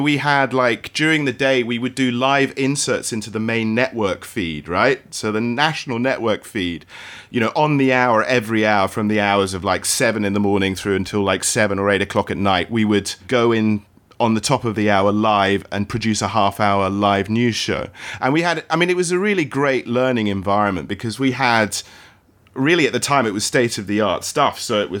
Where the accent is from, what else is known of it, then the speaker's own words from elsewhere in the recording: Australia; also born or lived in Hong Kong; I grew up in Australia and in Hong Kong, and I really wanted to get out, and, you know, I really wanted to work in Hong Kong.